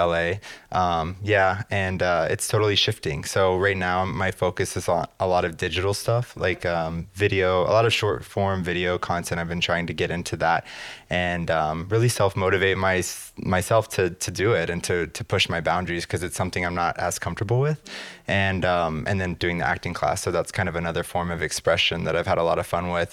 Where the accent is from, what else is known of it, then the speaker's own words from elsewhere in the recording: New Braunfels, Texas, United States; moved away as an adult; also born or lived in Dallas / Austin; now in Los Angeles, United States; I grew up in New Braunfels